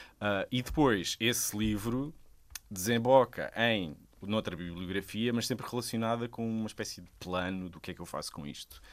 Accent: Sesimbra, Setúbal, Portugal; eu sou de Sesimbra, toda a minha família é de lá e cresci lá.

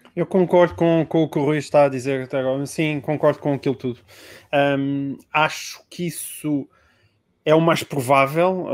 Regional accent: Portalegre District, Portugal; Eu sou de Porto Alegre

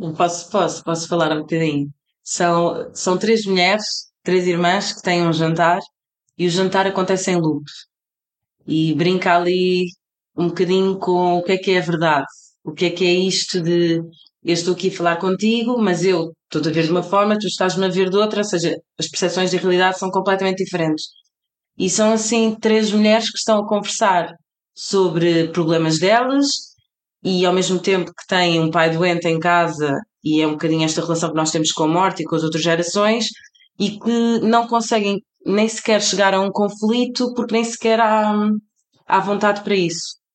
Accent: Portugal; also born or lived in Cape Verde; para mim que sou portuguesa

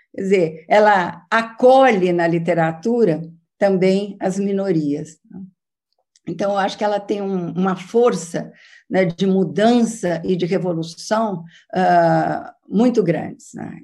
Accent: São Paulo, Brazil; de São Paulo, da minha terra

